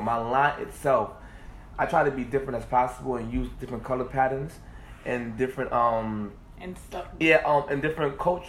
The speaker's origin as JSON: {"language": "English", "town": "New York City", "region": "New York", "country": "United States", "said": "I'm from Brooklyn, New York. I'm 35 years old."}